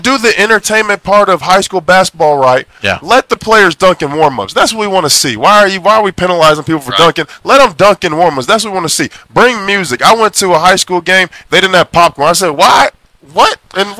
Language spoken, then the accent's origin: English; Oklahoma, United States; Because Kentucky, where basketball is king, I'm from Oklahoma, close to football.